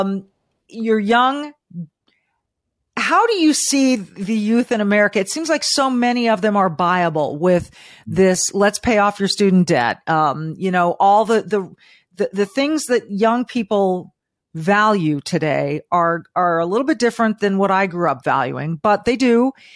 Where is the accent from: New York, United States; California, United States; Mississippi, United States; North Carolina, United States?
California, United States; Southern; also born or lived in Florida; now in Midwest, United States; born and raised in Southern California to living in the Midwest